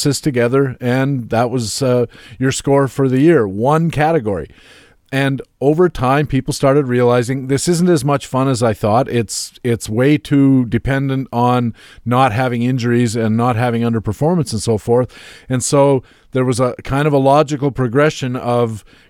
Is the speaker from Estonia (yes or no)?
no; Canada; being Canadian